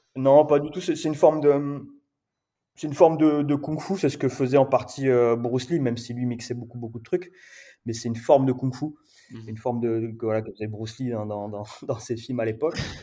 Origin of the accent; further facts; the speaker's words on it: Perpignan, Occitania, France; moved away as an adult; also born or lived in Paris; now in La Réunion, France; en grandissant euh, à Perpignan